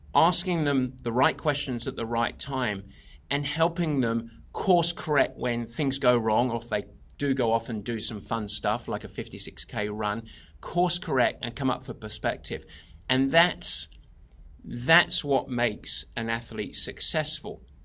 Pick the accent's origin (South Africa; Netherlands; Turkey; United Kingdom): United Kingdom; England; now in California, United States; I'm, I'm English originally, although, uh, plenty of Americans confuse me for Australian.